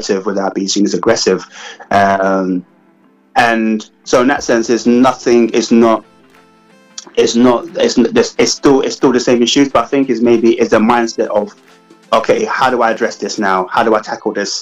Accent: Ghana; now in United Kingdom; being Africa, being Ghanaian

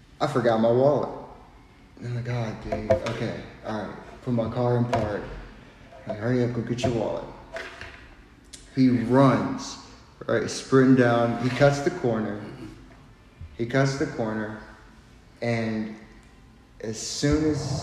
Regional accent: Westmoreland, Tennessee, United States; I'm from Westmoreland, Tennessee. It's the town that nobody knows where it's at.

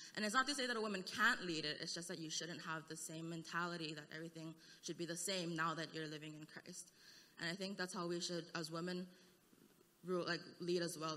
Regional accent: Hawaii, United States; now in Seattle, United States; I'm from Hawaii

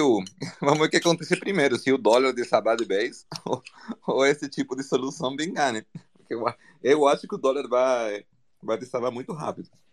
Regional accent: Argentina; Portuguese is a second language; now in Brazil; eu sou argentino

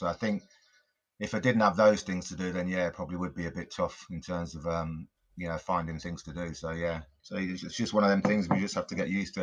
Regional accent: Coventry, West Midlands, United Kingdom; I grew up in Coventry, in the Midlands

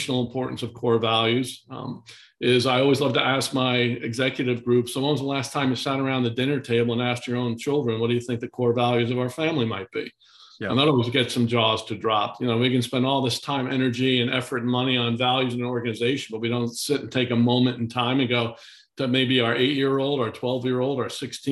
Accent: Kingston, New York, United States; I was down in my hometown yesterday, Kingston, New York

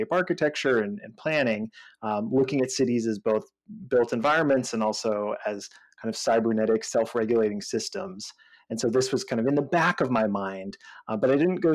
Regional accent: Northeast, United States; moved away as an adult; also born or lived in San Francisco Bay Area; I'm actually from the Northeast

